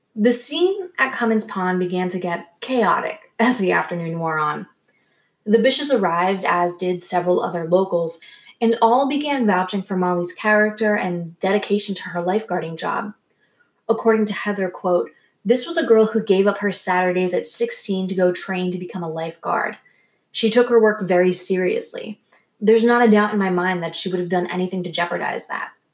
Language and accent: English; Rhode Island, United States; I grew up in Rhode Island